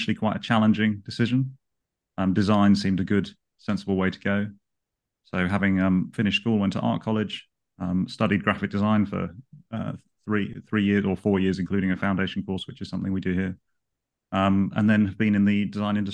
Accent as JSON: {"language": "English", "region": "London", "country": "United Kingdom", "tie": "born or raised there", "said": "I've grown up in London. I've been a Londoner all of my life"}